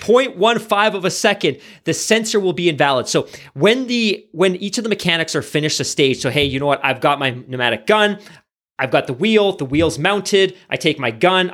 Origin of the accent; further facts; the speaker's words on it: Canada; we're Canadian